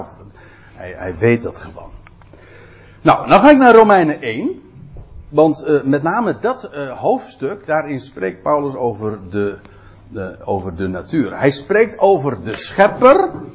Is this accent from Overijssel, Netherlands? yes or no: no; Aalsmeer, North Holland, Netherlands; ik kom zelf uit Aalsmeer.